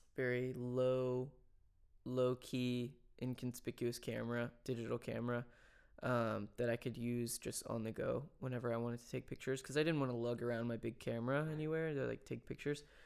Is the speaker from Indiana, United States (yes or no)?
no; Franklin, Tennessee, United States; I didn't grow up in, in Nashville. I grew up in Franklin